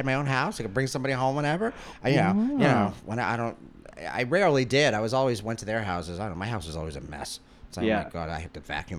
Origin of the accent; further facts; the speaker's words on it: Queens, New York, United States; In Ozone Park, Queens.